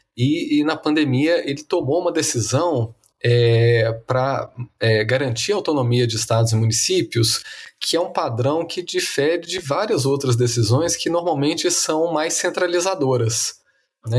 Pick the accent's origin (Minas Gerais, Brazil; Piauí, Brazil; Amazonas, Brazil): Minas Gerais, Brazil; moved away; governador do meu estado natal